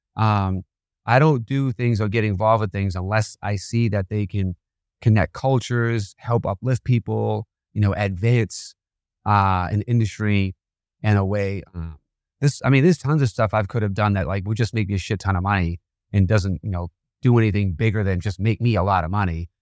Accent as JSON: {"language": "English", "town": "Boston", "region": "Massachusetts", "country": "United States", "tie": "born or raised there", "said": "I was a criminal growing up in Boston in my teenage years"}